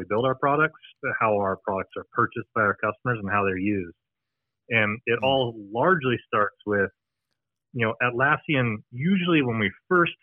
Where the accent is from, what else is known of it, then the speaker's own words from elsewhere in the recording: United States; accent: American; I'm American accent